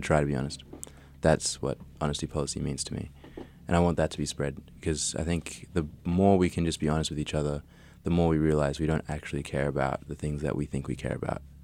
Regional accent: Australia; I was raised in Australia

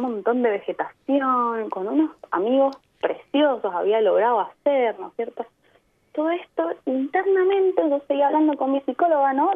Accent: Mendoza, Argentina; moved away as an adult; also born or lived in Byron Bay, Australia; now in Adelaide, Australia; Yo vengo de Mendoza, mm. en Argentina, que al pie de los Andes, ahí al lado de Chile

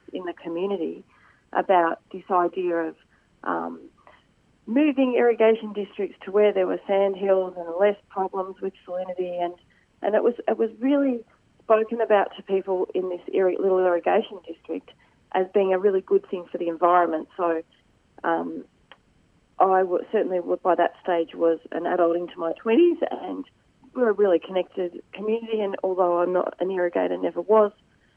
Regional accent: Nyah, Victoria, Australia; I grew up in Naya, which is a beautiful part of the Lower Murray

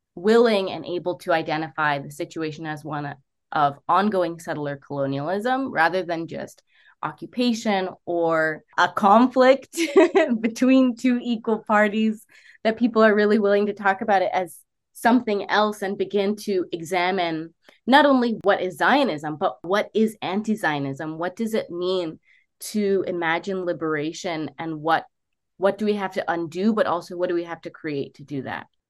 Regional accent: United States; I grew up in the United States

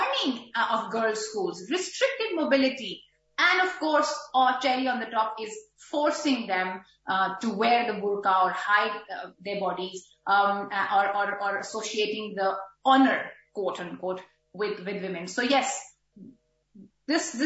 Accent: Pakistan; now in Australia; I, as a Pakistani Pashtun woman living in Australia

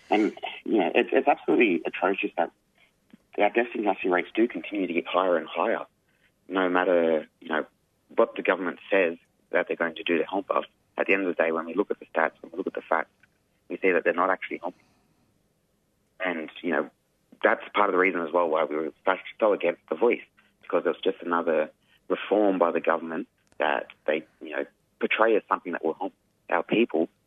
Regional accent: New South Wales, Australia; Yeah, I'm from the Yuin Nation which is on the south coast of what is now known as New South Wales.

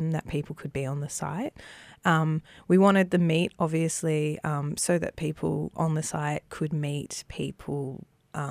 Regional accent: Melbourne, Victoria, Australia; Growing up in Victoria and around Melbourne

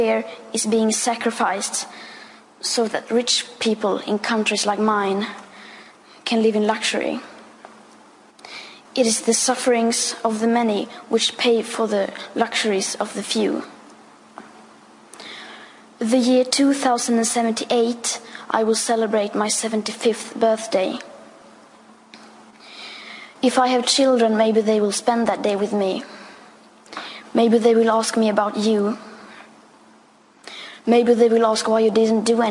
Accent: Sweden; I am 15 years old and I'm from Sweden.

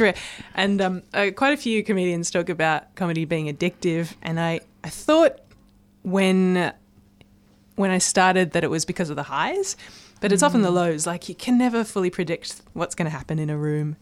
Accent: Blue Mountains, near Sydney, New South Wales, Australia; now in Melbourne, Australia; I grew up in the Blue Mountains, which is near um, Sydney, and it's just a stunning part of the world.

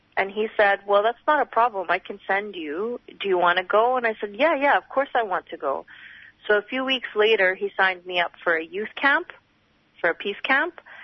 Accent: Canada; now in Australia; Growing up in Canada

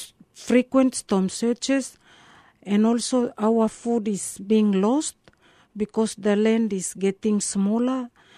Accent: Carteret Islands, Bougainville, Papua New Guinea

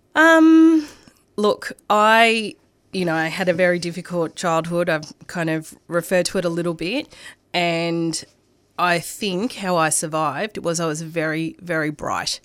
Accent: Coburg, Victoria, Australia; first language Arabic or Greek; I grew up in Coburg

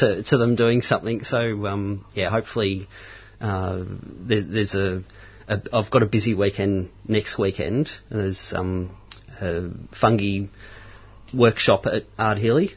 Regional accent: Mount Macedon, Victoria, Australia; now in Romsey, Australia; I grew up in Mount Macedon, mm-hmm. um, and I live in Romsey now

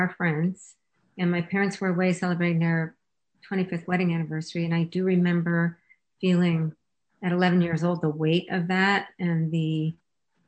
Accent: Canada; I was born and raised in Canada

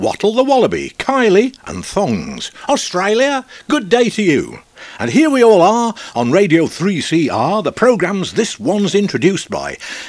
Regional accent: Sheffield, Yorkshire and the Humber, United Kingdom; I was born in Yorkshire ages ago. In Sheffield my life began

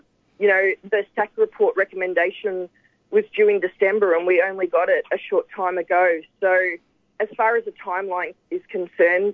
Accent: Preston, Victoria, Australia; I grew up in Preston

